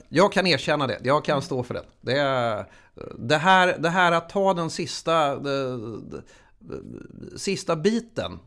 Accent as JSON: {"language": "Swedish", "town": "Huddinge", "region": "Stockholm County", "country": "Sweden", "tie": "born or raised there", "said": "Jag är uppvuxen i Huddinge"}